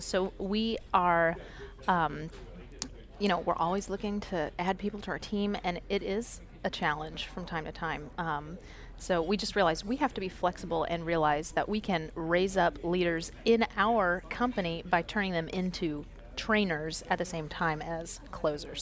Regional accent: Florida, United States; moved away; I am originally from Florida

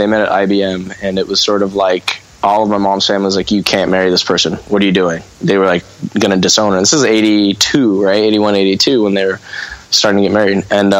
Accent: Redondo Beach, California, United States; I grew up in Redondo until I was about 9. And then my mom, through her first marriage, she saved up a whole bunch of money and had a house in Manhattan Beach that she built herself.

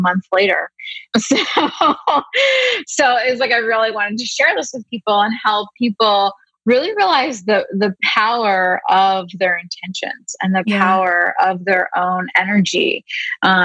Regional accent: Pennsylvania, United States; I grew up in Pennsylvania

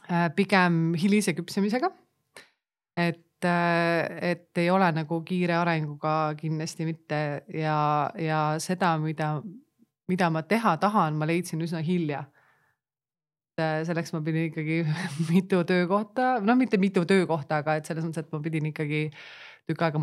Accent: Pärnu, Pärnu County, Estonia

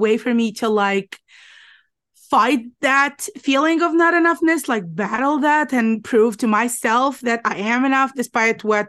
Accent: Alexandria, Alexandria Governorate, Egypt; I'm from Alexandria, Egypt.

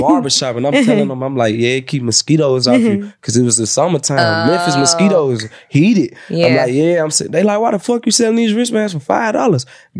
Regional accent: Jamaica; I'm Jamaican.

